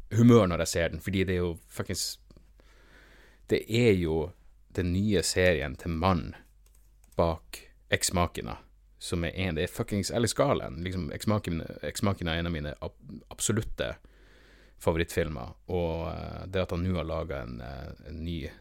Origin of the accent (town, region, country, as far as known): Norway